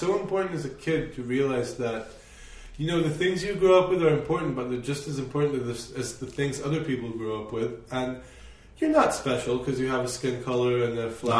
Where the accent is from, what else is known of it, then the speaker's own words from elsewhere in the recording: China; My parents were really good. I grew up in so many different environments. My school in China was super significant.